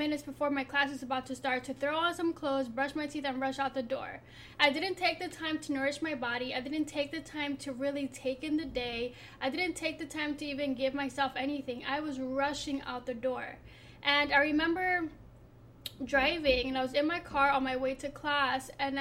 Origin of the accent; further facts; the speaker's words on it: Philadelphia, Pennsylvania, United States; from being the daughter of an immigrant to growing up in Philly